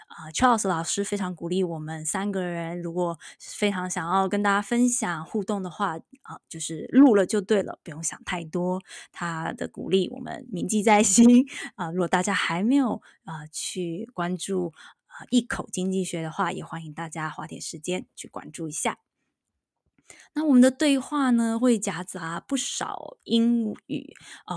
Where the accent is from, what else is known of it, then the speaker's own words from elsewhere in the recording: Taiwan; moved away as an adult; now in United States; 我当了这个十一年的妈妈，因为我老大刚满十一岁哦，我发现我在台湾长大